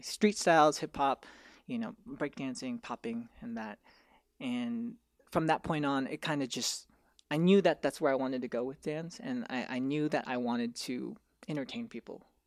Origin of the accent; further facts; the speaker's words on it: Irvine, California, United States; I'm from Orange County, I'm from Irvine